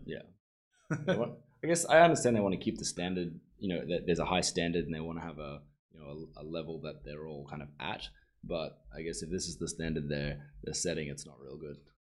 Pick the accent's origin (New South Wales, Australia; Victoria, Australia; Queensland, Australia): Queensland, Australia; Sunshine Coast; I'm from the Sunshine Coast, where it's a lot more chill version of the Gold Coast